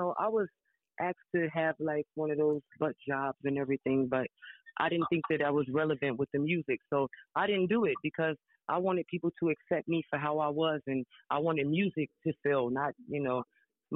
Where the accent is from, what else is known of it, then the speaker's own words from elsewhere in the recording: Chicago, Illinois, United States; moved away as an adult; now in Philadelphia, United States; I'm from Chicago. I'm from the west side of Chicago. And I came here to Philadelphia